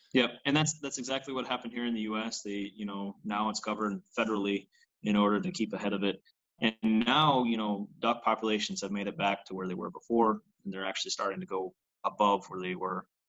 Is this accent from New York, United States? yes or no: yes; New York, United States; moved away as an adult; now in Missouri, United States; New York's a very large state as a whole, where you know I was seven and a half hours away from the state or away from the uh, away from the city